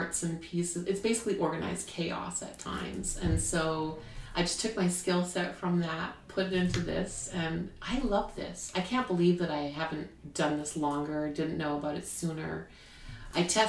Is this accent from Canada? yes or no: yes; Canada; now in United States; I'm Canadian